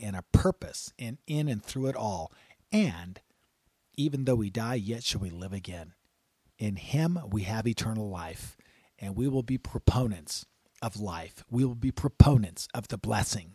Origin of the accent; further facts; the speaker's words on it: United States; We're American.